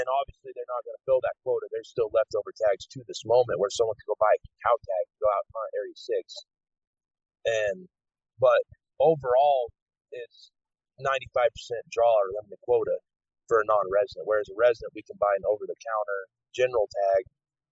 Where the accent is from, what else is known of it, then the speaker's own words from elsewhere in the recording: Laramie, Wyoming, United States; I was born and raised in Laramie, Wyoming